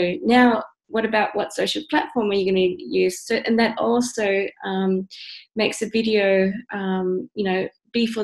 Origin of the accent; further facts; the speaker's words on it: Australia; moved away as an adult; also born or lived in Central America; now in Netherlands; I grew up in Australia, moved to the Netherlands, but I was born in Central America